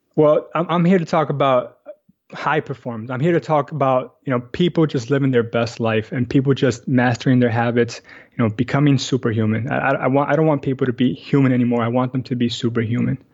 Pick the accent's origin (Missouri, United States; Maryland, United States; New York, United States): New York, United States; New York City; also born or lived in Astoria, Queens; I actually grew up in Washington Heights uh, my whole life, but I moved here about three years ago with my wife.